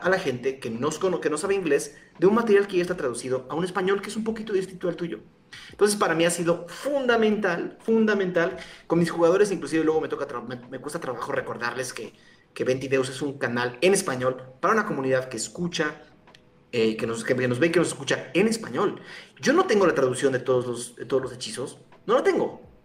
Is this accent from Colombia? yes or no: no; Mexico